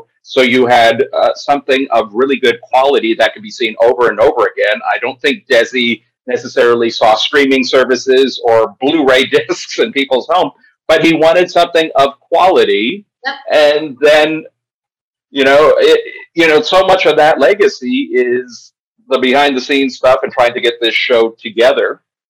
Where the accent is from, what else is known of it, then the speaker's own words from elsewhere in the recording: California, United States; I'm saying that as a Californian